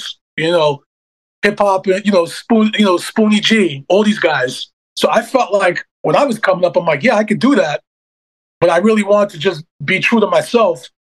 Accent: New York City, New York, United States; This was in Canarsie. This was Glenwood Houses.

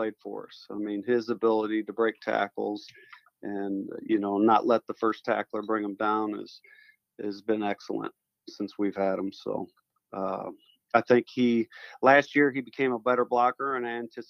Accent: Peoria, Illinois, United States; moved away as an adult; now in Edwardsville, United States; I'm from Peoria, Illinois originally.

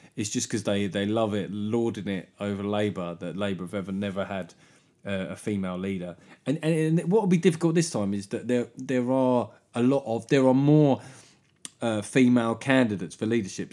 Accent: London, United Kingdom; I grew up in South London

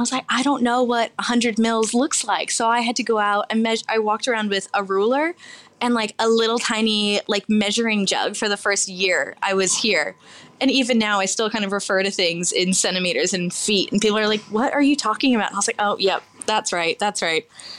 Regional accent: Virginia, United States; So I grew up on the East Coast in Virginia and went to culinary school in New York at the CIA.

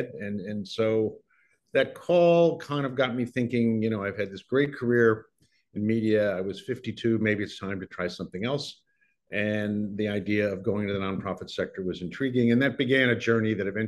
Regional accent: St. Louis, Missouri, United States; moved away as an adult; also born or lived in Massachusetts / New York; I was born in St. Louis

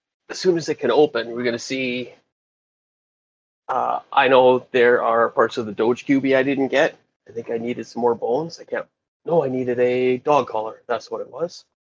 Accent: Regina, Saskatchewan, Canada; I'm from Regina, Saskatchewan.

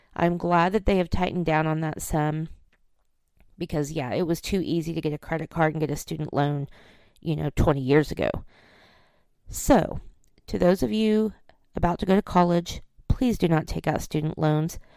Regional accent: Oklahoma, United States; I'm from Oklahoma, and I remember when I was in college

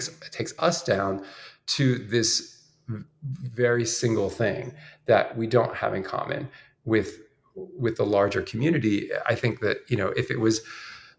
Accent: outside Philadelphia, Pennsylvania, United States; when I was growing up outside Philadelphia

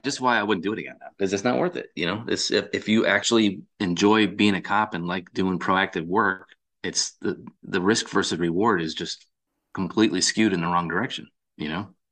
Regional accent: Massachusetts, United States; now in North Carolina, United States; I grew up in Massachusetts

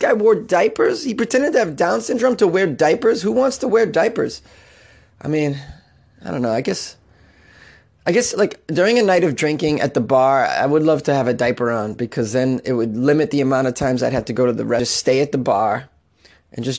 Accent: Boston, Massachusetts, United States; I'm from Boston

